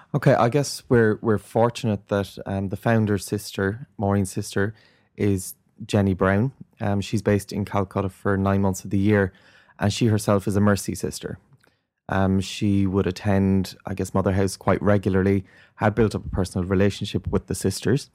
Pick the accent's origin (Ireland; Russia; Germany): Ireland; I grew up in Ireland in the nineteen eighties